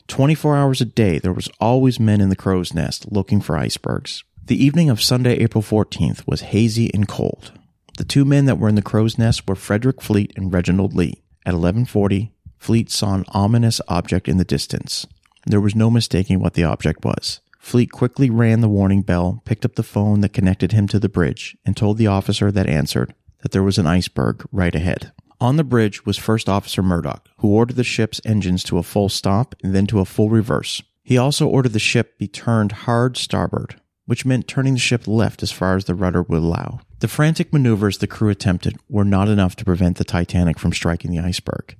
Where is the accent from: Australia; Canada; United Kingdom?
Canada; Halifax, Nova Scotia; I grew up in Halifax, Nova Scotia, a port city on the east coast of Canada